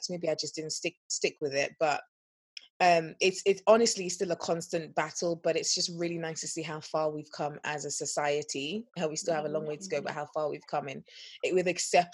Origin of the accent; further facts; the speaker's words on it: Nigeria; moved away; I grew up in Nigeria for about 9 years of my life and of my formative years